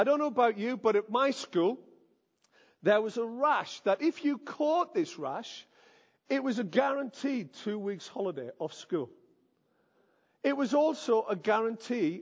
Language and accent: English; the Northeast, North East England, United Kingdom; I am from the Northeast.